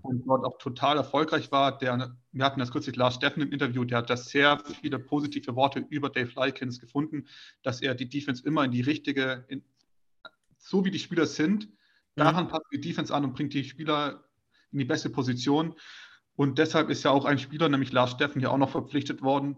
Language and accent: German; Swabia, Baden-Württemberg, Germany; Schwaben, äh, ich komme ja selbst aus der Gegend